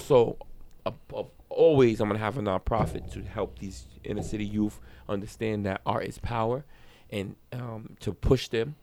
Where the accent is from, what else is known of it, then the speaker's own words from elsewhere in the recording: Rhode Island, United States; moved away as an adult; also born or lived in Brooklyn, New York / Miami / Las Vegas / New York City; I was born in New York. I was raised in Rhode Island